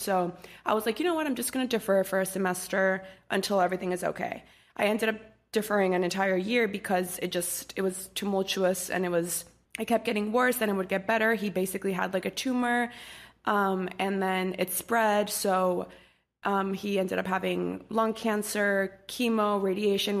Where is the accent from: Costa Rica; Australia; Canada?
Costa Rica; moved away as an adult; also born or lived in Washington, D.C.; I grew up in Costa Rica, and I was born and raised there until I was eighteen, nineteen